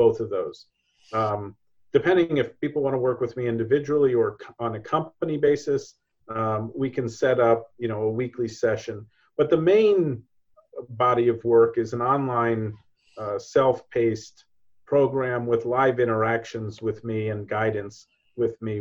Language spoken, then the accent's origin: English; New York, United States; being a New Yorker, being an American businessman